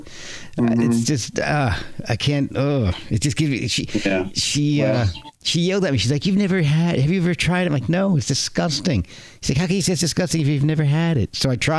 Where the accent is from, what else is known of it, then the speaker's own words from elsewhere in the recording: Texas, United States; I'm from Texas.